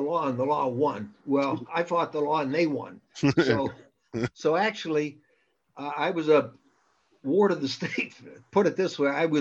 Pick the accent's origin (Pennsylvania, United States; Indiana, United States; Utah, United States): Pennsylvania, United States; Western; moved away; also born or lived in Las Vegas; I'm from Western Pennsylvania. And when I was growing up, the steel mills and the coal mines were going full blast